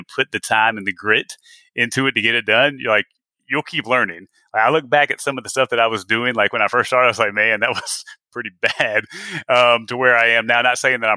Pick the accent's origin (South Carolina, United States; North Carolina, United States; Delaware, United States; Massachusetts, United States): South Carolina, United States; moved away as an adult; also born or lived in Atlanta, Georgia / Texas; I'm born and raised in South Carolina